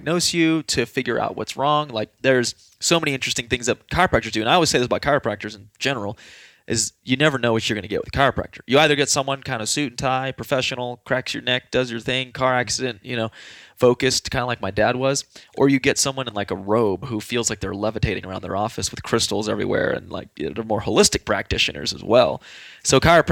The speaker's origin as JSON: {"language": "English", "town": "San Antonio", "region": "Texas", "country": "United States", "moved": "as an adult", "lives_now": "Colorado, United States", "said": "I'm from San Antonio, Texas"}